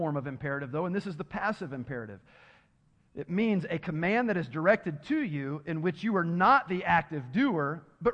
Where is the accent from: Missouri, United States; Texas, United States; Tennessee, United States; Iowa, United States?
Tennessee, United States; I'm from Tennessee, so my education isn't the best when it comes to English